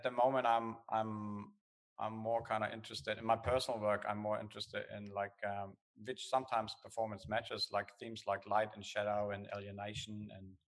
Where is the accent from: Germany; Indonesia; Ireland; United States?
Germany; accent: German; English is a second language; moved away as an adult; also born or lived in Australia; now in Perth, Australia; I come from Germany. That's where the accent is. I moved to Australia, I think I was 25.